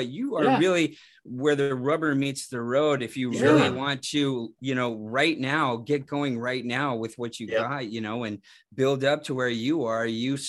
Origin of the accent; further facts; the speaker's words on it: Phoenix, Arizona, United States; We're from Phoenix.